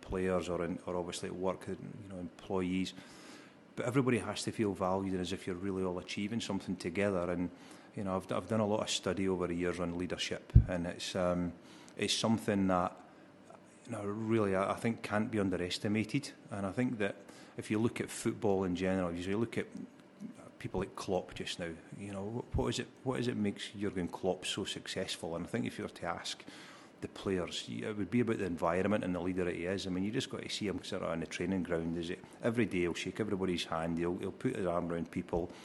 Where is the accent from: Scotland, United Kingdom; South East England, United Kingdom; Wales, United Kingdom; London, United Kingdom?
Scotland, United Kingdom; Alloa; joined my first football club in my hometown of Alloa